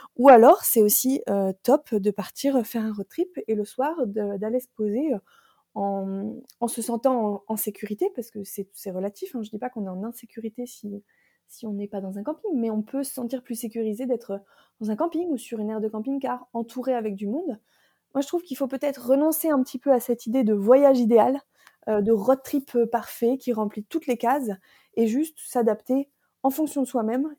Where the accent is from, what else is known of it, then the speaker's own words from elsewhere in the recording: Picardy, Hauts-de-France, France; moved away; je suis originaire du, nord de la France, la belle région de la Picardie